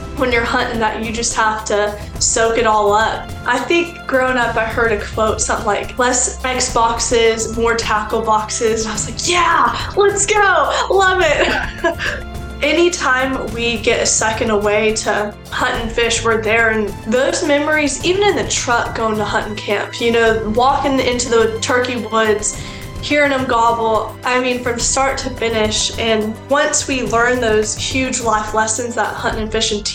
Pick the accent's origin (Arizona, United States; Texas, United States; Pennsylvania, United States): Texas, United States; East; now in Whitney, United States; I grew up hunting a lot in East Texas